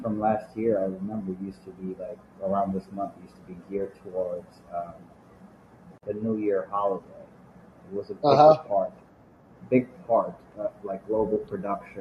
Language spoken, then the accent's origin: English; Nepal; I'm from Nepal, I grew up in the 90s during the Maoist conflict there.